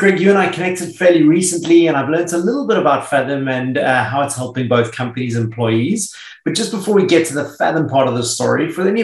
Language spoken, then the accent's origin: English; South Africa; also born or lived in United Kingdom / United States; now in Sydney, Australia; I grew up in South Africa and then I was in the UK for a long time, spent some time in the US, but you and I have both found our way down to Sydney, Australia